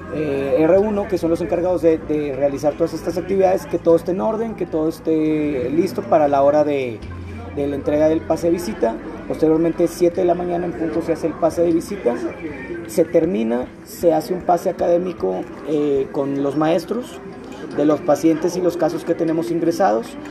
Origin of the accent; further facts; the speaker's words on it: Monterrey, Nuevo León, Mexico; moved away as an adult; now in Puebla, Mexico; yo soy de Monterrey